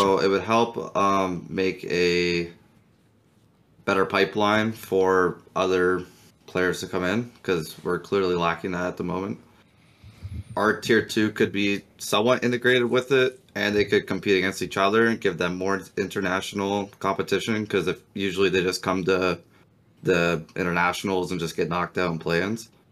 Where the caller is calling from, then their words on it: Toronto, Ontario, Canada; calling from Toronto.